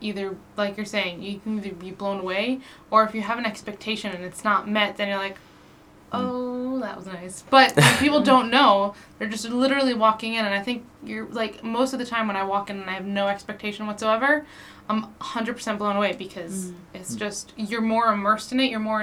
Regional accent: United Kingdom; accent: very southern; my very southern accent

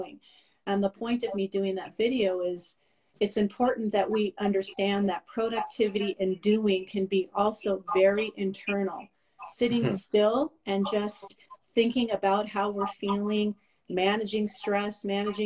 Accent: Los Angeles, California, United States; moved away as an adult; now in Montreal, Canada; I'm originally from Los Angeles. I got my bachelor's and master's degree there in social work, moved to Montreal in 2003

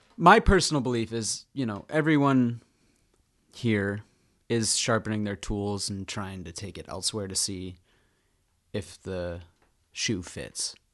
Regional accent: Mystic, Connecticut, United States; we're from New England, too.

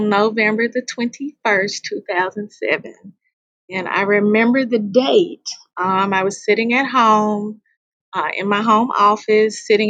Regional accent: Memphis, Tennessee, United States; I'm a native Memphian. I'm from Memphis, Tennessee. This is my 23rd year in education. I grew up in the historic Orange Mound community

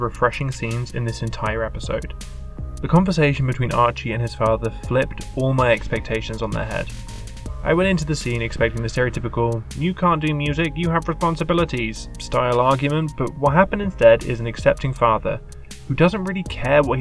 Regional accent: United Kingdom; I am a British man in his late 20s.

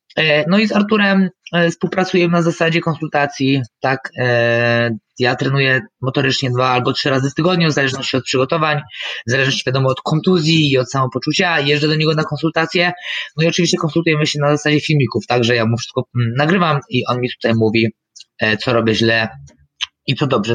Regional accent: Michałowice, Lesser Poland, Poland; ja jestem tutaj z Michałowic koło Krakowa

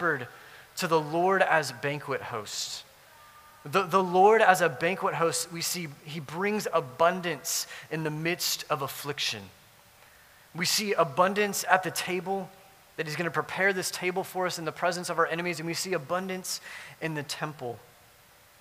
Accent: South Louisiana, United States; I grew up in South Louisiana

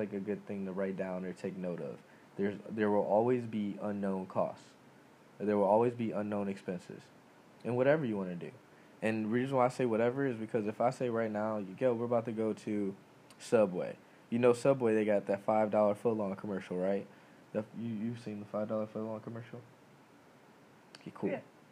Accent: United States; I'm American, I live here, I was born here

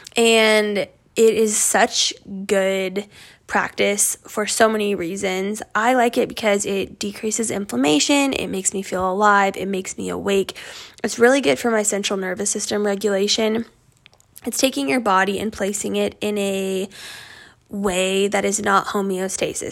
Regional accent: Northeast Colorado, United States; moved away as an adult; also born or lived in California; And I grew up in Northeast Colorado on a farm.

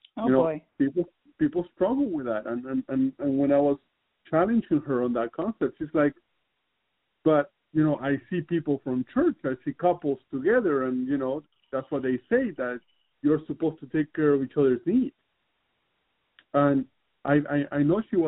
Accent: Southern California, United States; I'm from Southern California

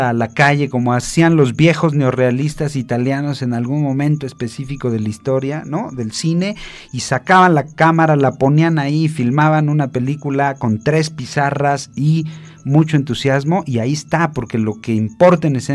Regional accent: Mexico; Porque es mexicana y nosotros somos mexicanos

